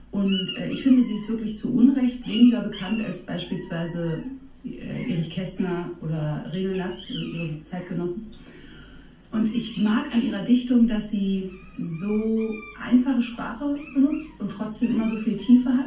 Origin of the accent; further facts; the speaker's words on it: Berlin, Germany; Meine Eltern stammen aus Niedersachsen und ich bin in Berlin aufgewachsen, kann so ein bisschen Berliner, wenn ich das richtige Umfeld habe, aber habe sozusagen leider nicht von Hause aus gelernt.